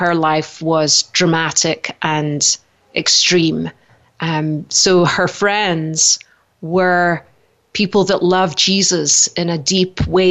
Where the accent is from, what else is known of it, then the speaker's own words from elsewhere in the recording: Scotland, United Kingdom; moved away as an adult; now in Idaho, United States; originally I'm from Scotland. I came to America 18 years ago, just before my 30th birthday